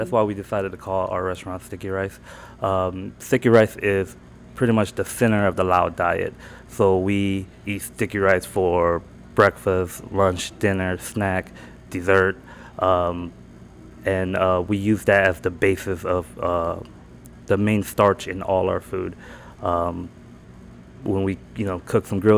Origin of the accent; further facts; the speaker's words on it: North Carolina, United States; moved away as an adult; also born or lived in California / Laos; now in Orlando, United States; I grew up here. Born in California, mm-hmm. raised in North Carolina